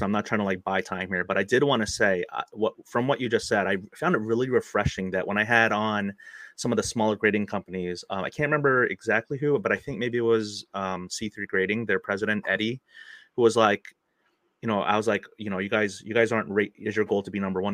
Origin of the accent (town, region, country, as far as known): United States